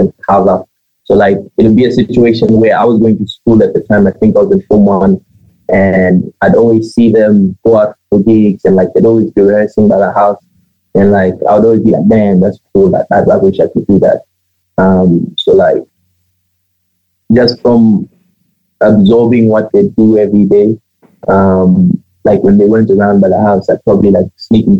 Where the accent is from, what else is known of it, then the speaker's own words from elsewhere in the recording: Botswana; I am originally from Zim. My parents, they left Zim in 1990, and they relocated to the site, and I was born here